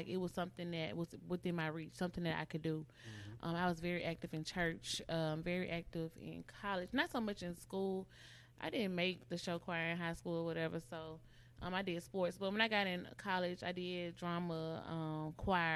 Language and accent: English; Columbus, Mississippi, United States; moved away as an adult; now in Jackson, United States; shout out to Columbus, Mississippi. If you know me, you know I rep my hometown.